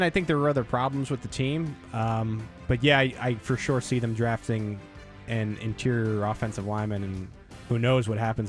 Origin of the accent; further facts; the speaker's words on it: New York, United States; You know, I know a lot of people know I'm from New York, but I really like Fort Lauderdale.